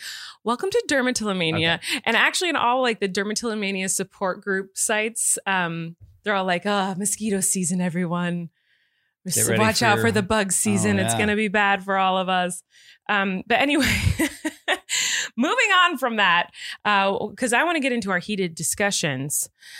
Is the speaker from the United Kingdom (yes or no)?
no; California, United States; As a Californian, that is my take.